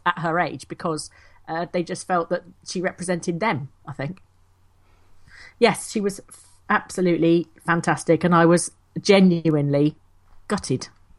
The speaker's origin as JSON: {"language": "English", "region": "England", "country": "United Kingdom", "said": "Well, no, it's because we're English, you see, so we have to giggle."}